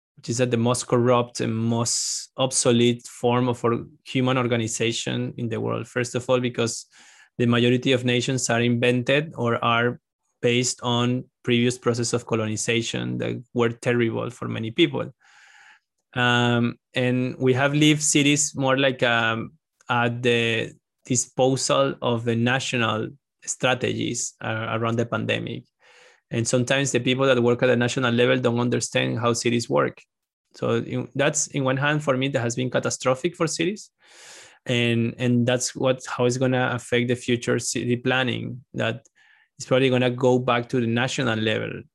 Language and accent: English; Venezuela; moved away; I'm from Venezuela